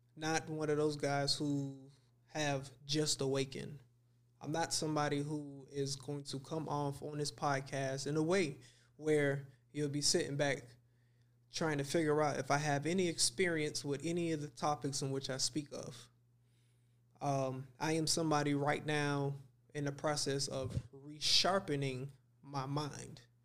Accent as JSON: {"language": "English", "town": "Miami", "region": "Florida", "country": "United States", "tie": "born or raised there", "said": "I grew up in Dade County."}